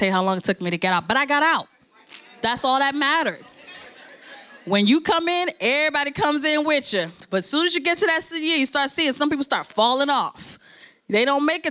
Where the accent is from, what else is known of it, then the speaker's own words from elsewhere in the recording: New Jersey, United States; I'm first generation American. I'm from Kenya. I was born here in Jersey